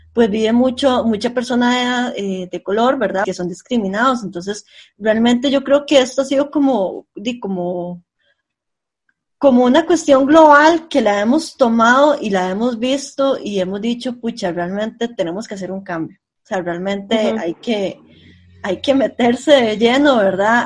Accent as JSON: {"language": "Spanish", "region": "San José", "country": "Costa Rica", "said": "Yo, yo soy del centro de San José"}